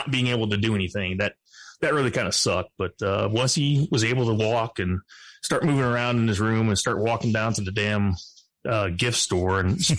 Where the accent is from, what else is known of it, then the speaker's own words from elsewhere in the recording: Georgia, United States; now in Texas, United States; I was born in Georgia